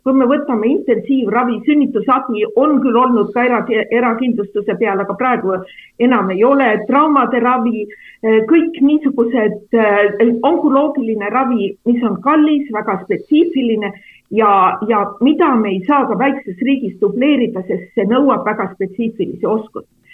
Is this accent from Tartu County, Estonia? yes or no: no; Räpina, Põlva County, Estonia; also born or lived in Võru; ma olen ise sellest samast Kagu-Eestist pärit, et minu perekond on Võrust pärit, aga mina olen üles kasvanud Räpinas